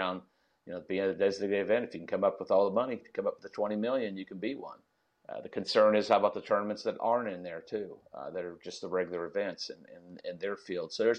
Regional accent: Mississippi, United States; my home state in Jackson, Mississippi

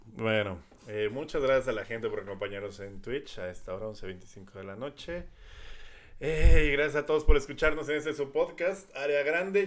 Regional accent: Coacalco, State of Mexico, Mexico; Yo pensaba que era el coacalquense moderno más influyente

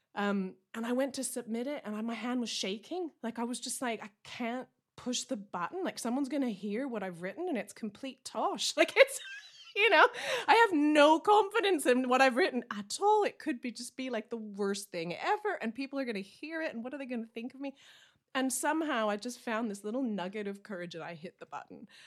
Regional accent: Canada; now in Essex, United Kingdom; I'm a Canadian country singer, songwriter. I'm based in Essex in the U K

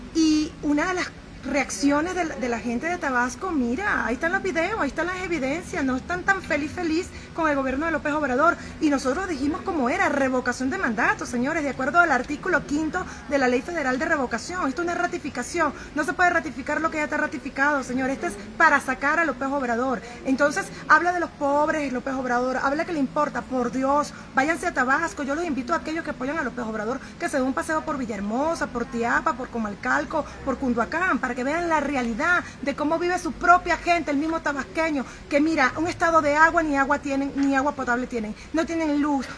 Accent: Venezuela; moved away as an adult; now in Mexico; mi país de origen, Venezuela

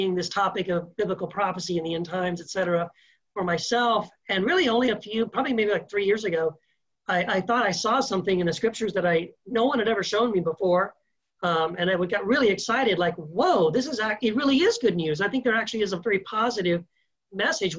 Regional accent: Texas, United States; moved away as an adult; also born or lived in Tennessee / California / Idaho; now in El Paso, United States; I'm born in Tennessee, raised in Texas, lived 25 years in California, lived 1 year in Idaho, just moved back to El Paso, Texas a year ago.

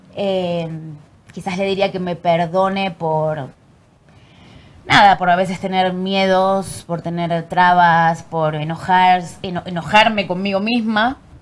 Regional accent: Argentina; moved away as an adult; now in Mexico; nací en Argentina y la verdad que mi infancia fue muy feliz

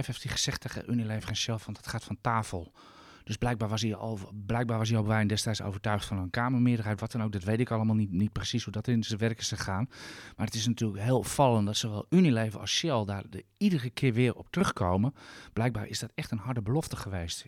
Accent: Netherlands; Als Nederlander

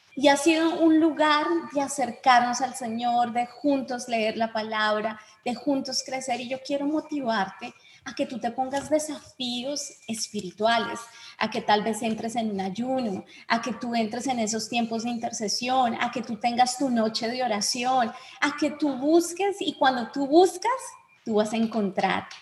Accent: Bogotá, Colombia; Yo soy bogotana, ciudad fría

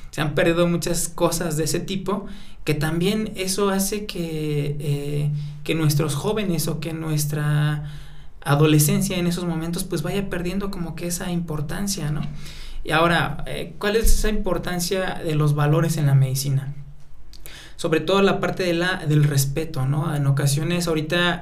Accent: Atlacomulco, State of Mexico, Mexico; soy originario de Atlacomulco, Estado de México, de una comunidad totalmente eh, mazagua y que se llama Chosto de los Jarros

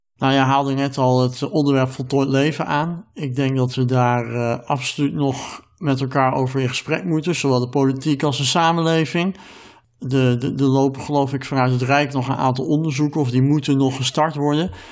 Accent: Netherlands; wij als Nederlanders

